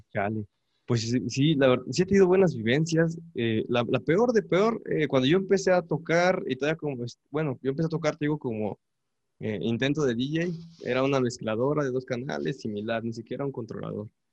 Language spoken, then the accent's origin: Spanish; State of Mexico, Mexico; now in Puebla, Mexico; mi familia es del Estado de México, pero del lado poniente, o sea, ya rumbo a Ixtapan